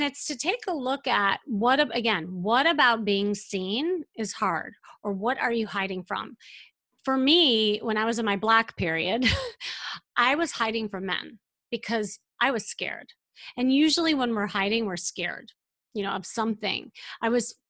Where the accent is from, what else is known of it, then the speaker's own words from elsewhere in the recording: Chicago, Illinois, United States; moved away; I'm from Chicago